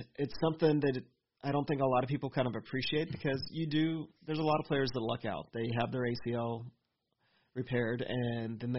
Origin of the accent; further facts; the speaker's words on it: Lufkin, Texas, United States; I'm from Lufkin